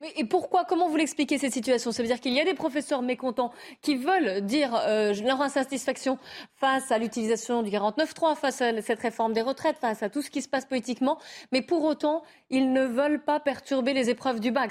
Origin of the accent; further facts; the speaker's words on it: Lyon, Auvergne-Rhône-Alpes, France; Je suis lyonnaise